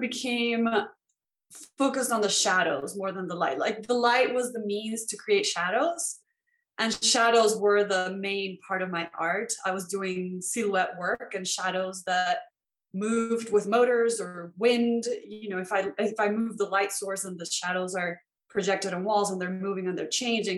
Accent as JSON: {"language": "English", "country": "Venezuela", "tie": "born or raised there", "moved": "yes", "said": "So I grew up in Venezuela, and that's where I went to school"}